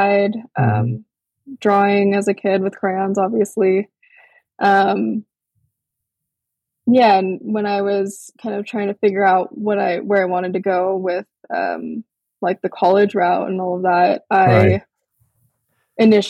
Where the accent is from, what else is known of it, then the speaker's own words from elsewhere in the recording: Big Island, Hawaii, United States; also born or lived in Portland, Oregon; I was born in Portland, Oregon, and raised on my ancestral homelands in Hawaii on the Big Island, east side, a small town called Papaiko